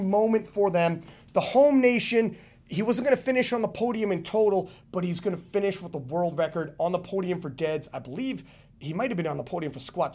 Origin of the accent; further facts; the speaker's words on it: Canada; I'm Canadian